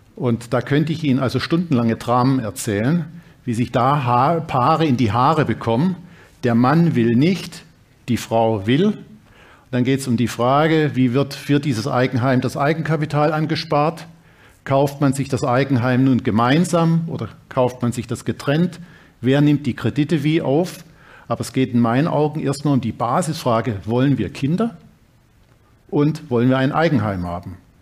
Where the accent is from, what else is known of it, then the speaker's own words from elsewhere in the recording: Dresden, Saxony, Germany; moved away; also born or lived in Reutlingen / Bremen / Berlin; in Dresden, meiner Heimatstadt